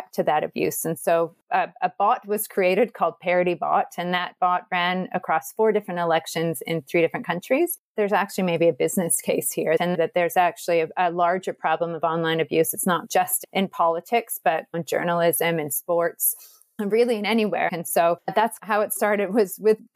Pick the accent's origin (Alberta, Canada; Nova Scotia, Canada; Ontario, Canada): Alberta, Canada; Edmonton; now in Auckland, New Zealand; I grew up in Edmonton